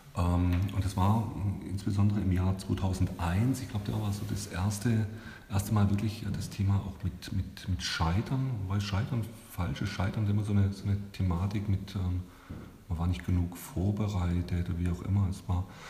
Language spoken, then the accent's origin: German; Stuttgart, Baden-Württemberg, Germany; moved away as an adult; now in Nuremberg, Germany; ich komme aus Stuttgart